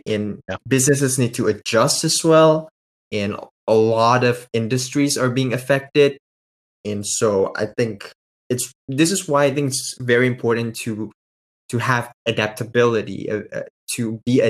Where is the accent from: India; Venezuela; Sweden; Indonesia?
Indonesia; I'm actually from Indonesia